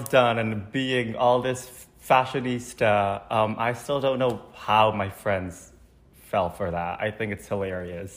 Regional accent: Indonesia; moved away as an adult; now in Chicago, United States; I'm originally born and raised in Indonesia. And then I moved to Chicago in 2017 for college

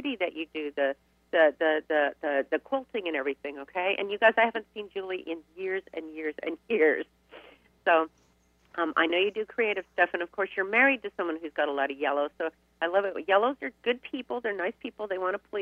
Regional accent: Riverside, California, United States; I grew up in Riverside.

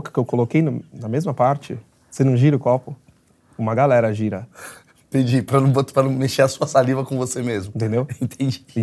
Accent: Rio de Janeiro, Brazil; now in São Paulo, Brazil

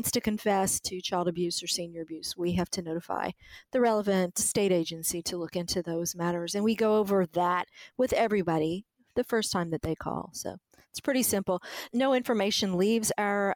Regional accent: South Louisiana, United States; moved away as an adult; now in Missouri, United States; Culturally, I'm a Cajun. I grew up in South Louisiana in a small city

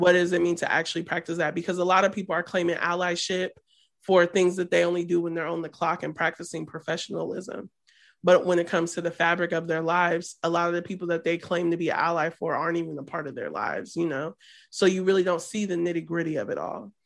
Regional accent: Midwest, United States; we're from the Midwest

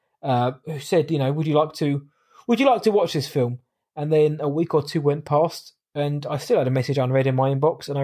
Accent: Southampton, South East England, United Kingdom; my hometown

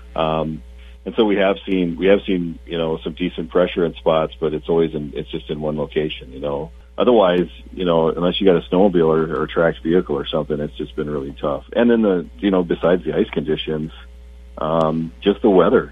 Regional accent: South Dakota, United States; moved away; I I grew up in South Dakota

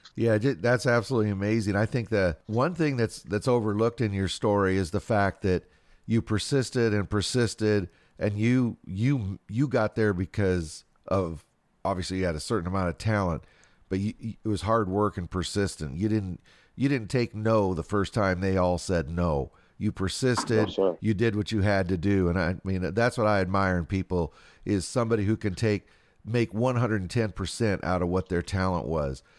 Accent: West Coast, United States; I grew up out in the West Coast

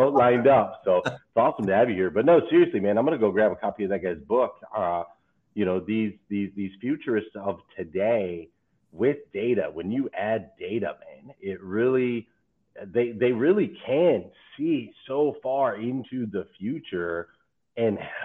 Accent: West Coast, United States; now in Kentucky, United States; when I was a little bit younger, see, I moved from the West Coast to the East Coast

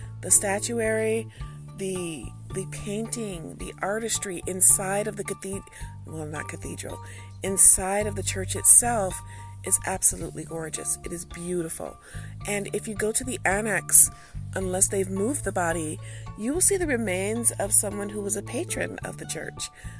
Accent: United States; as an American who speaks English

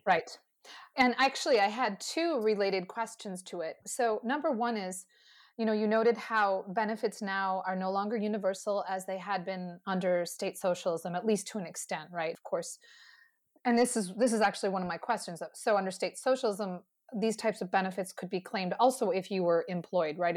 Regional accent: United States; speaking as an American

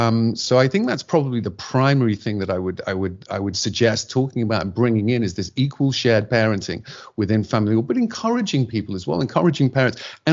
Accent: England, United Kingdom; which we used to do at home in my home country in England, we still do on a Sunday.

